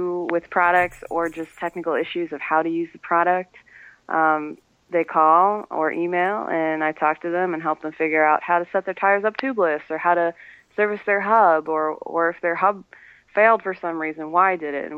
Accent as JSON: {"language": "English", "area": "Long Island", "region": "New York", "country": "United States", "also_born_or_lived": "Houston, Texas", "moved": "yes", "lives_now": "Elmira, United States", "said": "I'm from New York. I'm from Long Island, so I'm used to New York"}